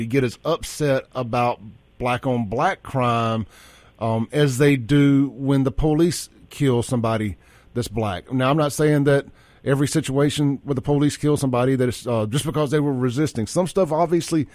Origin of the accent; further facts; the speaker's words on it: Jackson, Mississippi, United States; I grew up in Jackson. I lived in Jackson, which is a predominantly black city, for a long time